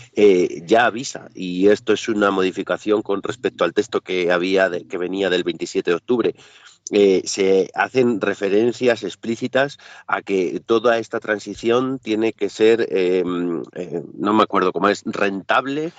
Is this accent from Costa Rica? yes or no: no; Spain